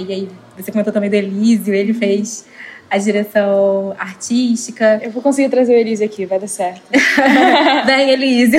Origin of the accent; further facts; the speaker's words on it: Rio de Janeiro, Brazil; vim da Zona Norte do Rio de Janeiro